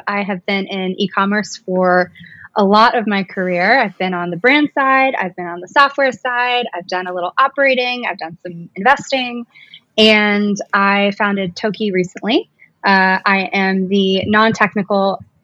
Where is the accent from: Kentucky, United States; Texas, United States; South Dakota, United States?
Kentucky, United States; moved away as an adult; also born or lived in New York City; I went from building websites in college to moving to New York City. I was from Kentucky